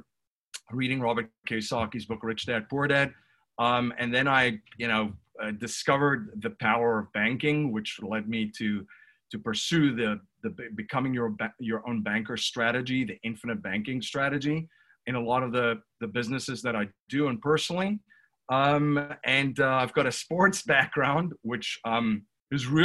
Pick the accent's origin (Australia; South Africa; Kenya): South Africa; now in Newtown, United States; I'm originally from South Africa. I reside in Newtown, Pennsylvania currently